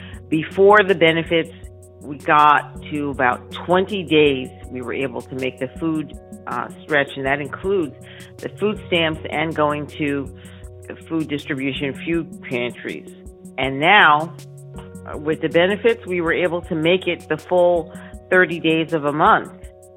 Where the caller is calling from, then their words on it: San Diego, California, United States; I'm calling from San Diego.